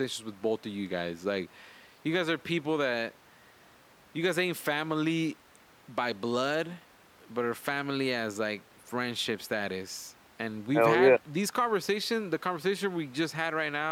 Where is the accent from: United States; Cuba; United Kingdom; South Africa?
United States; Los Angeles, California; growing up in Wilmington